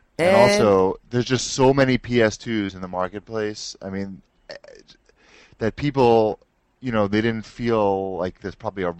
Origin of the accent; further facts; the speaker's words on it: New York, United States